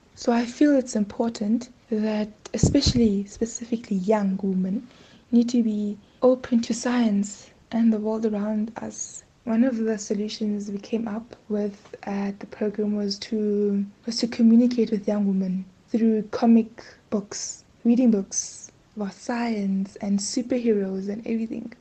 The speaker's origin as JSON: {"language": "English", "area": "rural area outside King William's Town", "region": "Eastern Cape", "country": "South Africa", "tie": "born or raised there", "also_born_or_lived": "East London, South Africa", "said": "I grew up in Ngabasa, a place, a rural area outside King."}